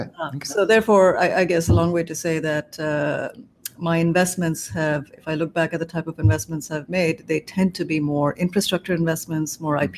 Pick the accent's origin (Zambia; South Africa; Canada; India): India; moved away as an adult; also born or lived in South Carolina; now in Cambridge, United States; I grew up in India